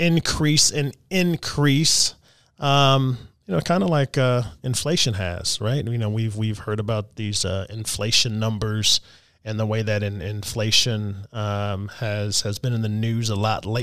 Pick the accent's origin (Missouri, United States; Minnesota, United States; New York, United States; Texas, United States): Texas, United States; now in Louisville, United States; I'm originally from Texas